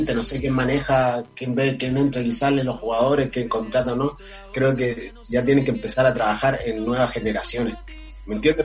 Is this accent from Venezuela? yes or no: no; Luanda, Luanda Province, Angola; now in Chile; yo soy africano, soy de Angola, En Luanda, cerca del Congo